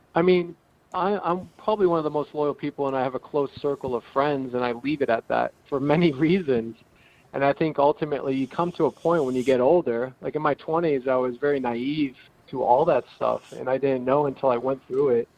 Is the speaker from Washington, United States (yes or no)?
no; Salem, New Hampshire, United States; also born or lived in California; I, I grew up um, half my life here